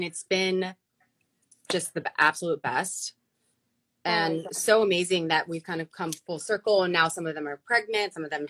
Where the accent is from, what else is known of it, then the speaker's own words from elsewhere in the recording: New York, United States; born there; Yeah. So I was born in New York.